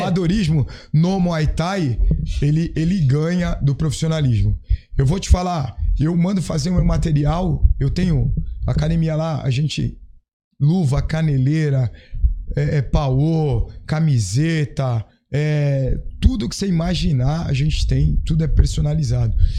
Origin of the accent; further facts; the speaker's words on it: Santos, São Paulo, Brazil; eu sou da Baixada. Eu nasci em Santos, moro